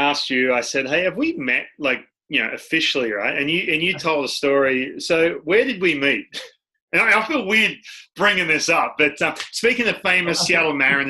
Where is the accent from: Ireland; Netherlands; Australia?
Australia; Because I work with kids back in Australia all the time.